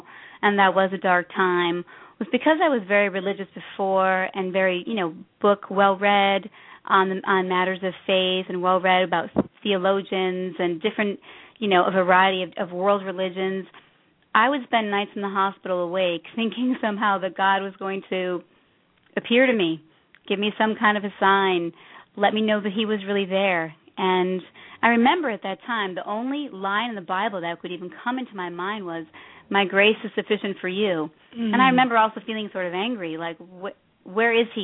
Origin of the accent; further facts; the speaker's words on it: Chicago, Illinois, United States; moved away as an adult; also born or lived in East Coast; I was born and raised in Chicago